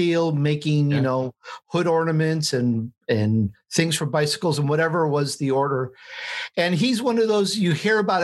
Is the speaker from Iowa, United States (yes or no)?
no; Chicago, Illinois, United States; also born or lived in Sicily, Italy; I was born in Sicily, Italy. And when I was three, I moved to Chicago